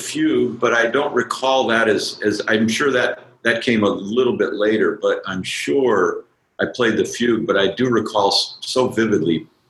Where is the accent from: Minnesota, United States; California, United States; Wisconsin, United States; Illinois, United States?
Wisconsin, United States; Madison; I grew up in Madison